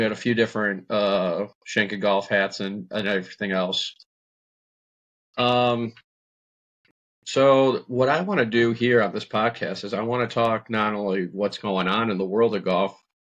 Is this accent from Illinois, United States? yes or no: yes; Illinois, United States; I'm from Illinois